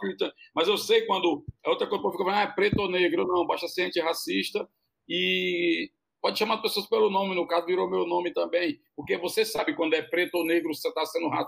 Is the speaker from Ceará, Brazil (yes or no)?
yes; Ceará, Brazil; É, eu, eu sou do Ceará, né, cara?